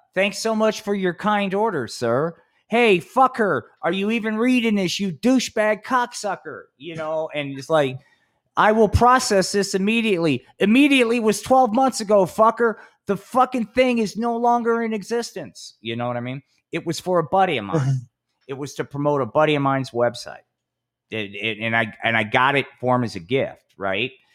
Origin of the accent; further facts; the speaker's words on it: Atlantic City, New Jersey, United States; my hometown, Atlantic City.